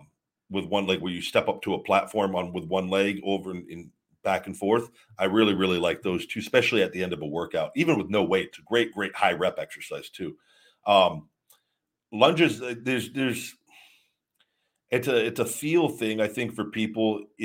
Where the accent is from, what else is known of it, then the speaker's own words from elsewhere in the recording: College Station, Texas, United States; I'm from College Station, Texas. I'm a corn-fed meathead.